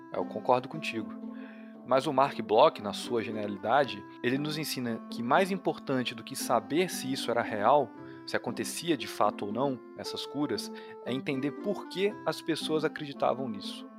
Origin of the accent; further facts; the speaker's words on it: interior of Minas Gerais, Brazil; eu sou do interior de Minas Gerais